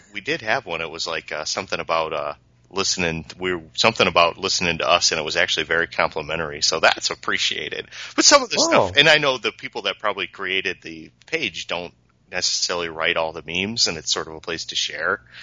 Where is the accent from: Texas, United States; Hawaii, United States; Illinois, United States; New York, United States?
Illinois, United States; Peru; I'm from Peru